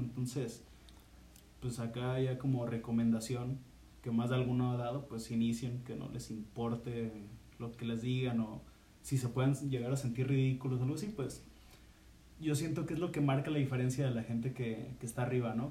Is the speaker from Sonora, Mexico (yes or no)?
no; Guadalajara, Jalisco, Mexico; somos de, aquí de Guadalajara.